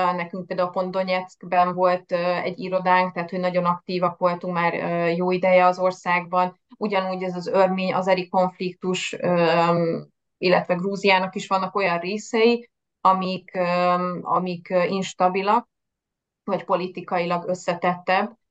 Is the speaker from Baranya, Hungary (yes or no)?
yes; Pécs, Baranya, Hungary; moved away as an adult; also born or lived in Budapest; now in Veszprém, Hungary; nem Veszprémi vagyok, hanem Pécsről származom